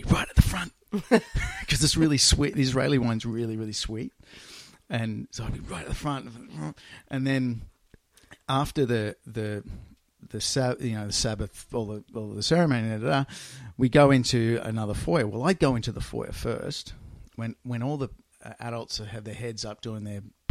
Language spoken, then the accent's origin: English; Australia; I grew up in Australia